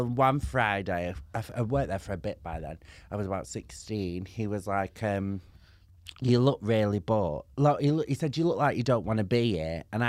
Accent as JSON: {"language": "English", "town": "Manchester", "region": "North West England", "country": "United Kingdom", "tie": "born or raised there", "said": "I grew up in Manchester, so I was spoiled for chippies."}